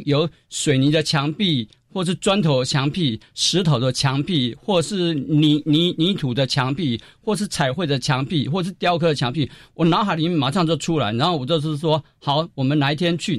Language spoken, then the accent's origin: Chinese; Wanli District, New Taipei, Taiwan; moved away as an adult; 我家乡有一块地蛮大的，那我也有回乡的意愿